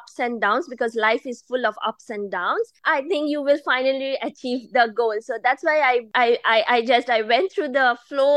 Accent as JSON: {"language": "English", "town": "Kolkata", "region": "West Bengal", "country": "India", "tie": "born or raised there", "also_born_or_lived": "Toronto, Canada", "moved": "as an adult", "lives_now": "Boston, United States", "said": "I am born and brought up in India, in eastern part of India, from a very famous city called Kolkata"}